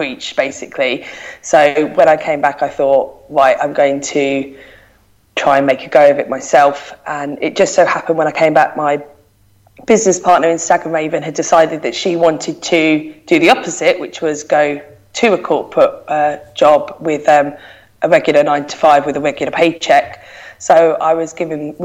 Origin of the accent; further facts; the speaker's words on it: London, United Kingdom; moved away as an adult; now in Manchester, United Kingdom; I live in Manchester. I'm originally from South London, as you'll be able to tell by my voice.